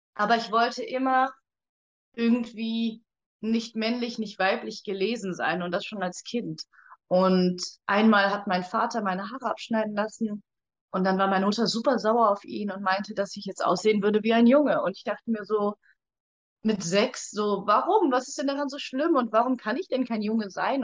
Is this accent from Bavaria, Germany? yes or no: no; Cologne area, North Rhine-Westphalia, Germany; ich komme aus dem Raum Köln